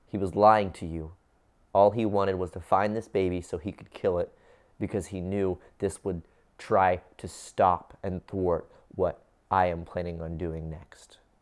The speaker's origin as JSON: {"language": "English", "town": "Cincinnati", "region": "Ohio", "country": "United States", "tie": "born or raised there", "said": "I grew up in the United States of America, in Cincinnati, Ohio"}